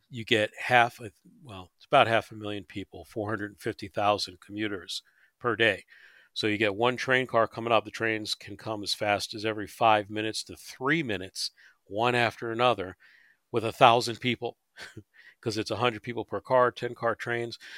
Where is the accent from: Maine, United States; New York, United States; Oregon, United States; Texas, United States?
New York, United States; moved away; I grew up in New York in the subway system